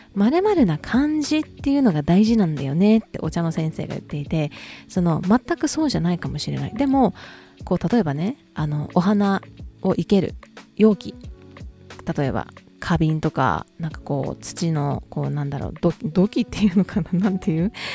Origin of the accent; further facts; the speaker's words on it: Kansai, Japan; accent: Kansai-ben; 私普段関西弁バリバリなので